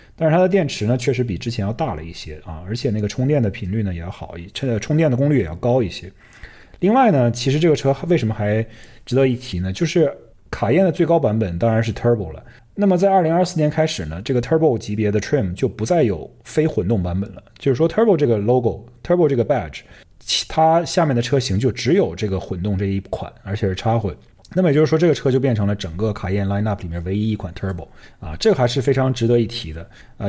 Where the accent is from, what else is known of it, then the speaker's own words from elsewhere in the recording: China; moved away; 虽然我们在中国长大